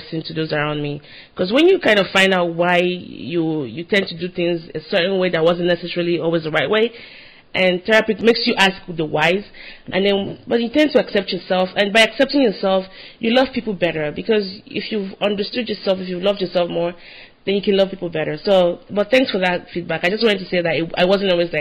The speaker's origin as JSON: {"language": "English", "country": "Nigeria", "moved": "yes", "lives_now": "United States", "said": "I'm Nigerian"}